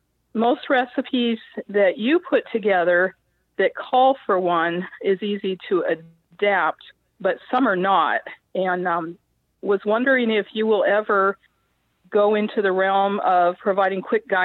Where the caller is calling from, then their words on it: Virginia, United States; Just outside of Washington, D.C. in Virginia.